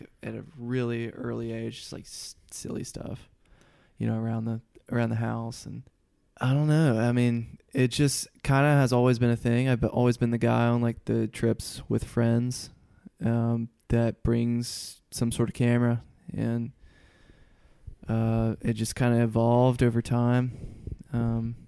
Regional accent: Huntsville, Alabama, United States; moved away as an adult; also born or lived in Middle Tennessee / Mississippi / Nashville, Tennessee; So I am from Huntsville, Alabama, which is extreme North Alabama. I mean, I'm like 20 or 30 minutes from the Tennessee line. I grew up fishing in both states.

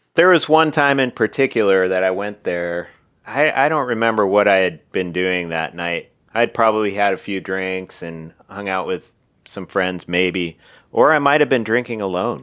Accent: Seattle, Washington, United States; West Seattle

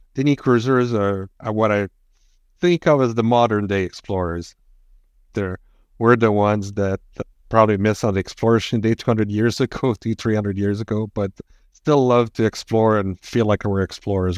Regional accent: Quebec, Canada; I'm from Quebec, not France

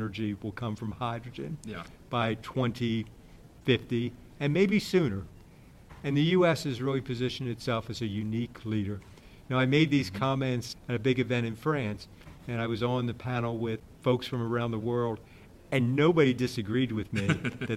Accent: United States

